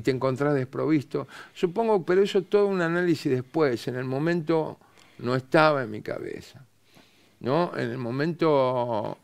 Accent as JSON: {"language": "Spanish", "region": "Buenos Aires", "country": "Argentina", "said": "nosotros tenemos modismo los porteños"}